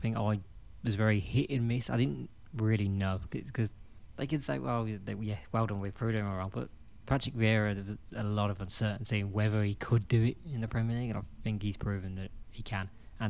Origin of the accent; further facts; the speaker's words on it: Birmingham, West Midlands, United Kingdom; We're from Birmingham, so we've never seen a beach.